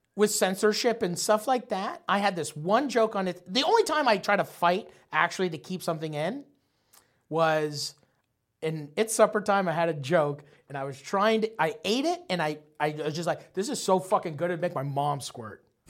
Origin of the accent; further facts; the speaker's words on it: St. Thomas, Ontario, Canada; also born or lived in Nova Scotia; we moved from Nova Scotia to fucking Saint Thomas, Ontario